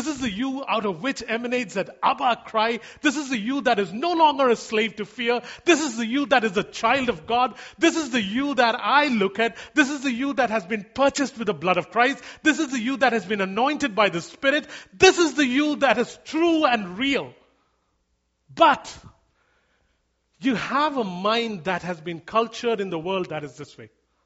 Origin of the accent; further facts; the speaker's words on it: India; moved away; I grew up in India